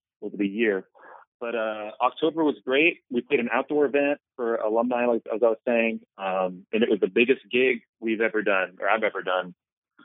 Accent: Penngrove, California, United States; my hometown in Pengrove, California

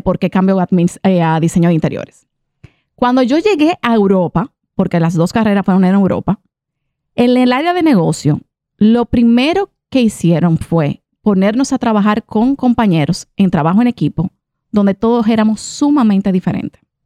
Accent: Dominican Republic; also born or lived in Italy; yo, yo soy dominicana, pero también soy italiana

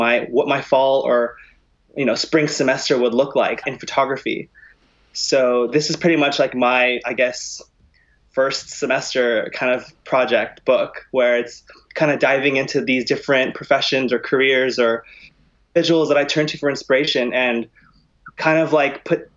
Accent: California, United States; moved away as an adult; also born or lived in New York; I'm originally from California

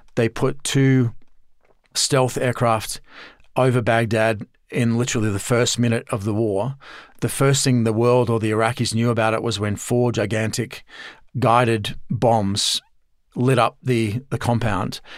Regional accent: Australia; I'm Australian originally, as you can tell from the accent.

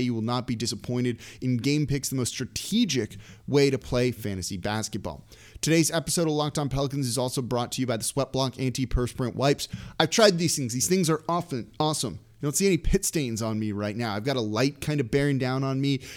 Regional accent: Los Angeles, California, United States; moved away; I'm from Los Angeles originally, so it's like kind of ingrained in me

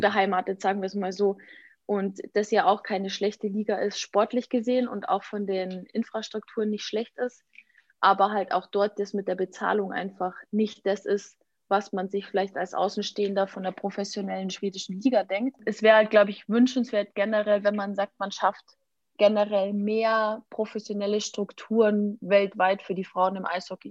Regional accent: Germany; bei uns in Deutschland

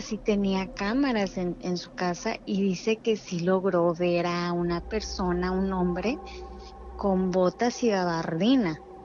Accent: Mexicali, Baja California, Mexico

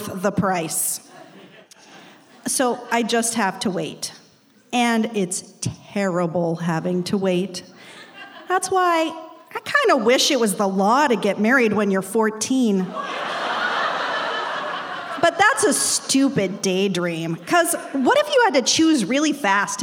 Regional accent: Salt Lake City, Utah, United States; I grew up in Salt Lake City in a really devout

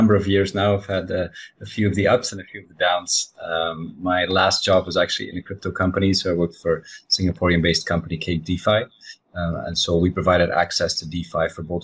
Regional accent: Belgium; I grew up in Belgium, right next to the old world, France.

